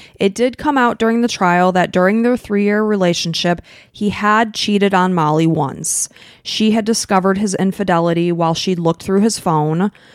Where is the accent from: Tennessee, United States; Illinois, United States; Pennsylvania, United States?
Illinois, United States; we're from Illinois. There's a lot of cornfields there.